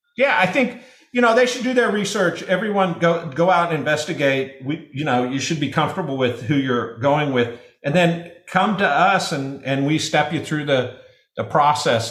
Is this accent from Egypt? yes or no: no; Nebraska, United States; I'm from Nebraska